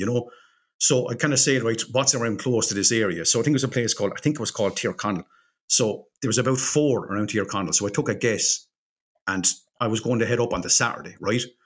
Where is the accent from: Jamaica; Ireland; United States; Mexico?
Ireland; we're Irish